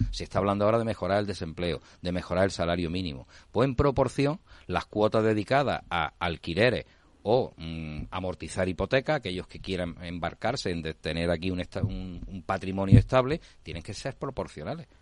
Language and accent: Spanish; Málaga, Andalusia, Spain; vengo de Málaga con todo su desarrollo de parque tecnológico